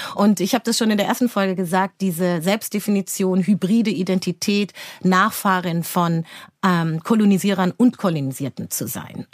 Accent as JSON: {"language": "German", "town": "Frankfurt", "region": "Hesse", "country": "Germany", "said": "komm von hier aus Frankfurt"}